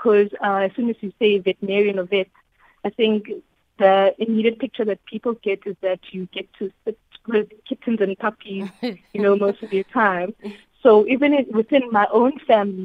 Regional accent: Pietermaritzburg, KwaZulu-Natal, South Africa; I actually was born and raised in Pietermaritzburg

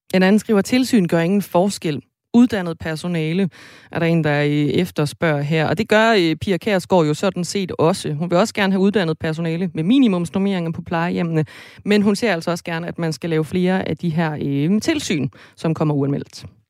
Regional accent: Jutland, Denmark; Nu er jeg også fra Jylland

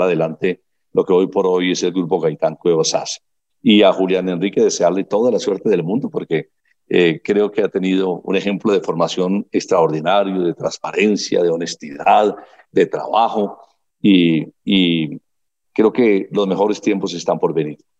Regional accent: Colombia

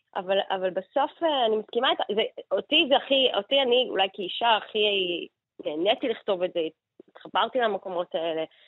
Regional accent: Israel; אנחנו כישראלים

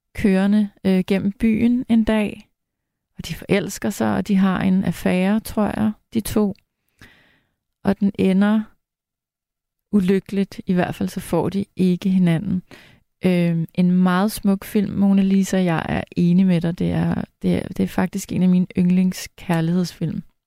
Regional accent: Farum, Capital Region of Denmark, Denmark; jeg er vokset op i Farum, som ligger lige ved siden af Lynge

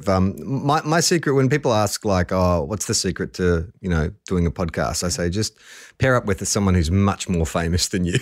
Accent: Melbourne, Victoria, Australia; I grew up in Melbourne

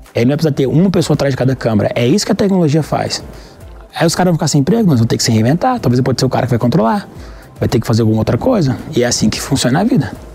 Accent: Goiânia, Goiás, Brazil; eu sou de Goiânia

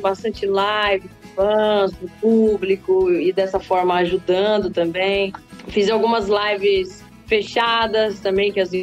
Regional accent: Cuiabá, Mato Grosso, Brazil; also born or lived in Anastácio, Mato Grosso do Sul; Passei minha infância num sítio, né? Fui criada num sítio, nasci em Cuiabá, na capital do Mato Grosso.

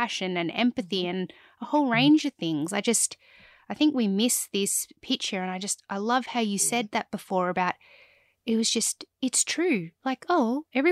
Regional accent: Cobar, New South Wales, Australia; I grew up in Cobar and we had, you know, a couple of thousand people

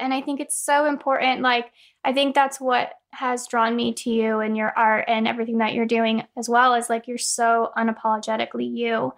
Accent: California, United States; moved away as an adult; now in North Carolina, United States; we're both from California, but we moved out here about two years ago

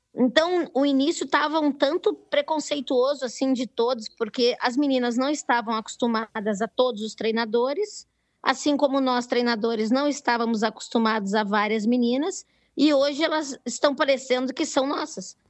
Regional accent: Brazil; eu sou do Brasil

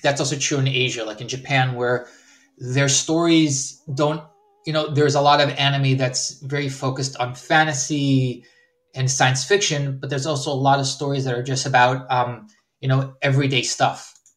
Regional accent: Herzliya, Tel Aviv District, Israel; also born or lived in California, United States; Then I went back to Israel for um, high school there

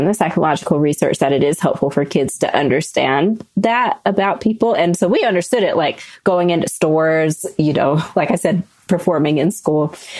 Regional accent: the South, United States; growing up in the South, you know the realities of racism most places.

